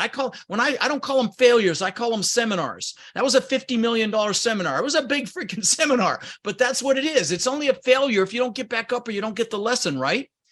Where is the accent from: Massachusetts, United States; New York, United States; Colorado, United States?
Colorado, United States; Denver; English is a second language; also born or lived in Netherlands; I was born in the Netherlands, Holland, wooden shoes, windmills. um, immigrated when I was six years old with my brother Albert, my mother's Vancha, um, ended up in Denver, Colorado, where I lived for thirty years